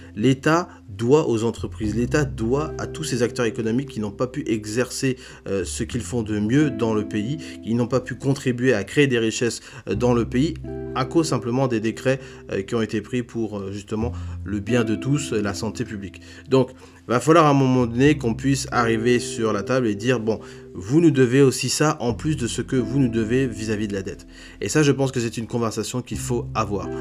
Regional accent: Republic of the Congo; je suis congolais moi-même

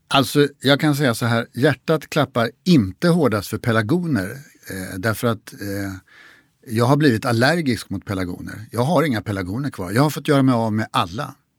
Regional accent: Stockholm, Stockholm County, Sweden; jag är uppvuxen i Stockholm

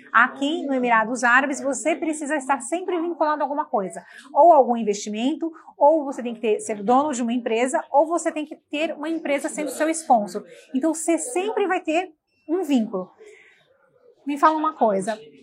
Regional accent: Brazil; moved away; como brasileiros que imigram

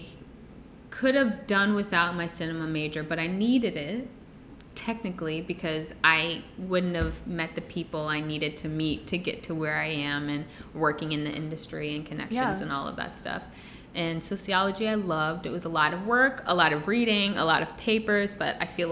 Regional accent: Virginia / Maryland, United States; I grew up in Virginia, between Virginia and Maryland, DMV, in the DMV

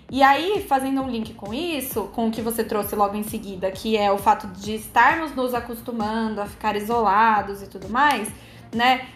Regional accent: Campinas, São Paulo, Brazil; moved away as an adult; now in São Paulo, Brazil; já morei fora do Brasil e sou nascida em Campinas, assim como o Luiz. Hoje eu moro em São Paulo.

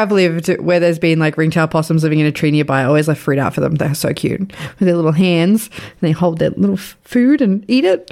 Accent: Sydney, New South Wales, Australia; moved away; I grew up in Western Sydney. I grew up not far from there

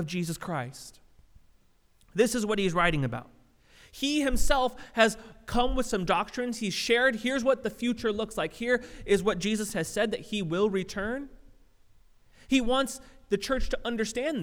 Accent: Southern California, United States; I grew up in Southern California

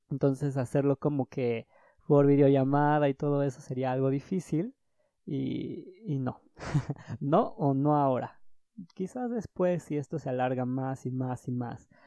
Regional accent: Mexico City, Mexico; soy de Ciudad de México y el semáforo rojo nos alcanzó.

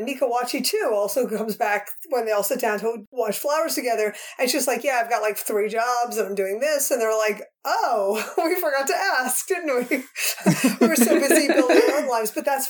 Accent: New Jersey, United States; I'm used to New York City. I grew up here in New Jersey, right outside New York City. My family went into the city all the time.

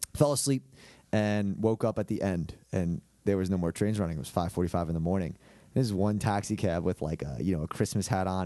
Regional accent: Hicksville, New York, United States; moved away as an adult; now in Columbia, South Carolina, United States; I'm from Lo-, Long Island, okay? I play, uh, I'm from Hicksville. played at a high school called Saint Dominic's

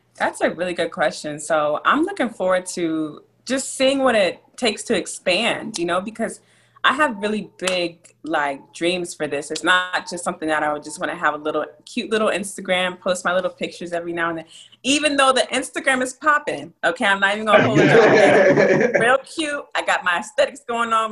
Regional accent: Abilene, Texas, United States; also born or lived in New Jersey; I was born in a small town called Abilene, Texas. And I lived between Texas and New Jersey growing up, so you know I associate myself with both states

